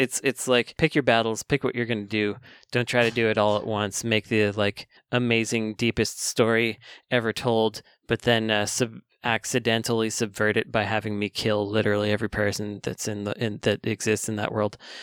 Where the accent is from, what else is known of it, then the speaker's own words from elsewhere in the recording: Bay Area, California, United States; growing up in the Bay Area